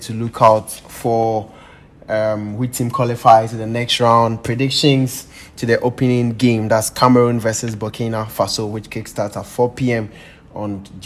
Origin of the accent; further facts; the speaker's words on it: Ghana; being a Ghanaian